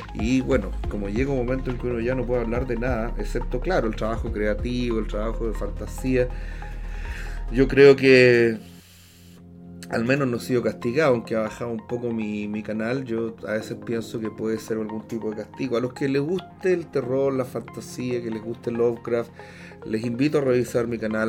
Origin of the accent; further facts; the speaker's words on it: Chile; also born or lived in Washington DC